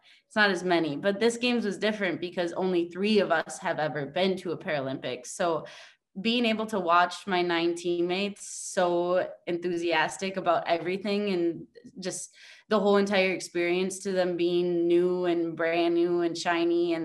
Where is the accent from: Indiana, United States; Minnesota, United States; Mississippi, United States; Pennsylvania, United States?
Minnesota, United States; moved away as an adult; also born or lived in Texas; now in Spain; I'm from Minnesota, grew up with all brothers